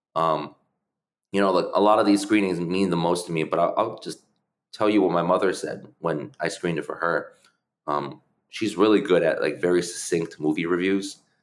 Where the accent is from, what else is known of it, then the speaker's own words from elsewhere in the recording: New Haven, Connecticut, United States; English is a second language; also born or lived in China; we lived in New Haven, Connecticut. That's where I grew up